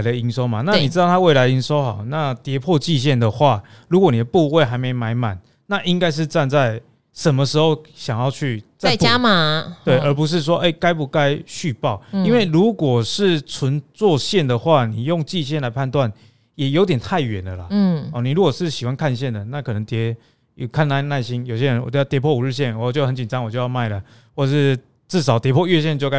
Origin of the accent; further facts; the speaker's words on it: Taiwan; accent: Taiwanese Mandarin; 我们台湾国语。